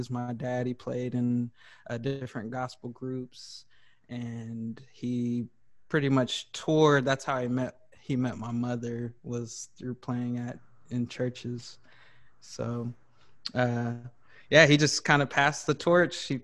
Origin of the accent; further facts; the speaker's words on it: Greencastle, Indiana, United States; also born or lived in Chicago / St. Louis / Dallas / Tulsa; so I'm originally from Greencastle, Indiana. I was born in Green, a uh, little town called Greencastle, Indiana